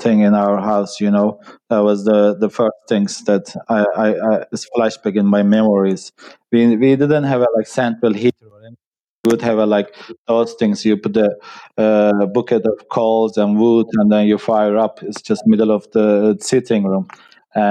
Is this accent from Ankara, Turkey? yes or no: yes; Ankara, Turkey; moved away as an adult; also born or lived in Kuşadası, Turkey; now in Ireland; I'm from Turkey. And I was born and raised in the capital of Turkey called Ankara